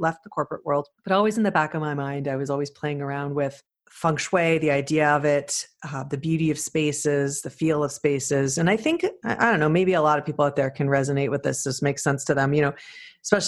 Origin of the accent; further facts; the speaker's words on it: Canada; also born or lived in Toronto; as a Canadian to travel all the time to do the program